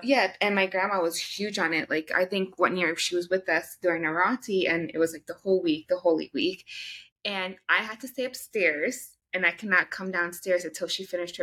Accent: India; I'm Indian.

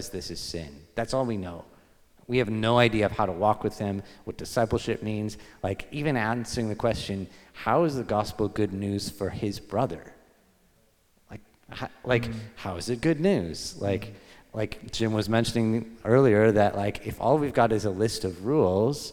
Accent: Victoria, British Columbia, Canada; I was born in Victoria, BC on Vancouver Island.

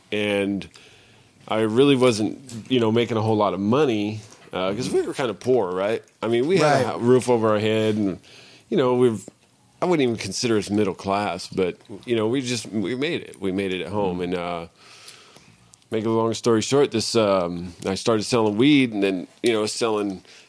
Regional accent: Minnesota, United States; Yeah. We came from a dairy from Minnesota. Mm. We lived on a dairy and stuff.

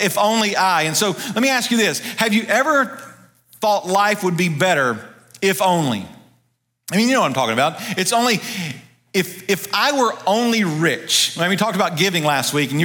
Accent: Ruston, Louisiana, United States; also born or lived in Dallas, Texas; now in Kannapolis area, North Carolina, United States; I grew up in North Louisiana, and I love going home to Louisiana, going back to Ruston, where I grew up

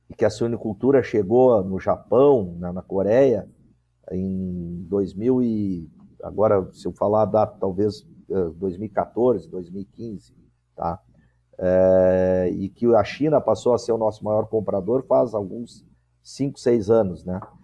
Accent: Pelotas, Rio Grande do Sul, Brazil; moved away; Nunca imaginei que ia voltar à minha terra natal

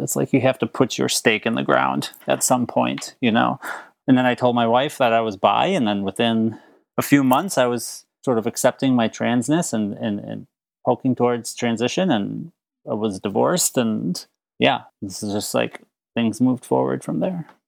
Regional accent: Minneapolis, Minnesota, United States; also born or lived in St. Paul, Minnesota; suburbs of minneapolis I was born in the early 80s. So where I lived, there was no such thing as like affirming churches.

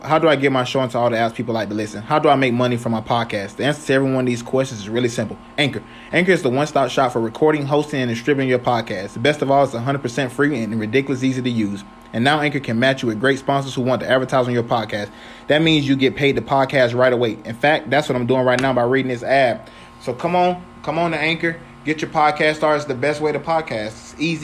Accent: Florida, United States; moved away; I'm from Florida.

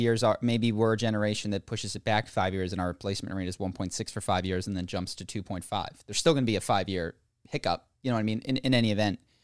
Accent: United States; as an American

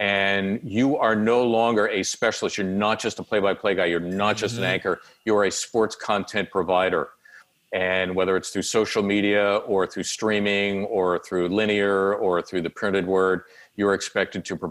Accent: Philadelphia, Pennsylvania, United States; the kid growing up in Northeast Philly

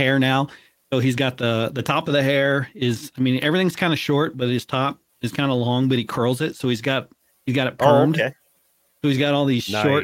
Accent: United States; as an American

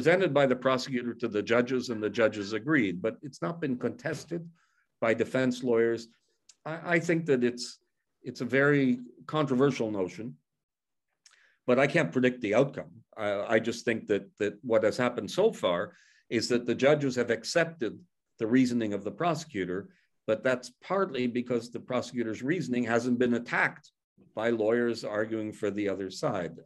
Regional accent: Canada; I come from Canada

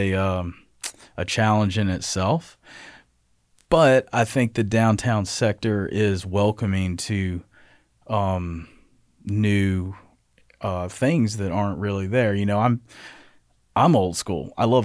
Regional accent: Athens, United States; So I'm from Athens, right outside of Athens, actually.

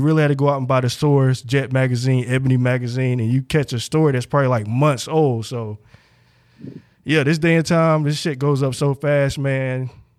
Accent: North Carolina, United States; now in Atlanta, United States; I come from a small town and I'm actually from North Carolina, currently in Atlanta, and a small town.

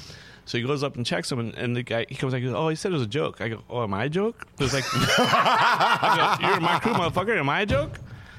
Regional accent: New Orleans, Louisiana, United States; New Orleans is in me. You know, I claim New Orleans. Like, that's my hometown.

